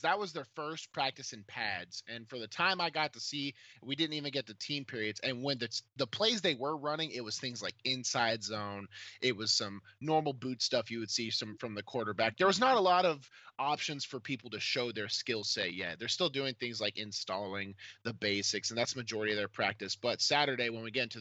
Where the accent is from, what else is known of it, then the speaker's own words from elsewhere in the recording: Clarksville, Tennessee, United States; I came from Clarksville, which was not a football hotbed at all.